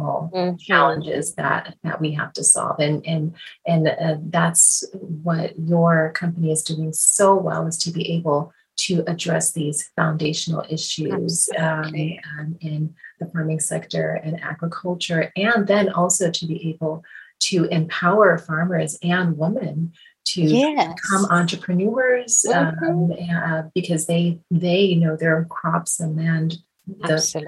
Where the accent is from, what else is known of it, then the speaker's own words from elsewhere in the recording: Midwest, United States; I am actually from the Midwest